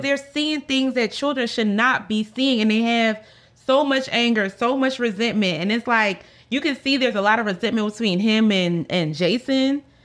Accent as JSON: {"language": "English", "town": "Philadelphia", "region": "Pennsylvania", "country": "United States", "said": "I'm from Philadelphia, so I know a lot of girls from around the way"}